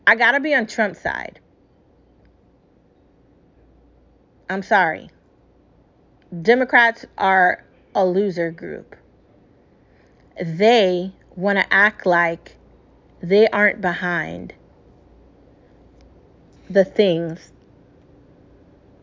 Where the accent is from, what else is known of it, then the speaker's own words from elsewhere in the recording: United States; As an American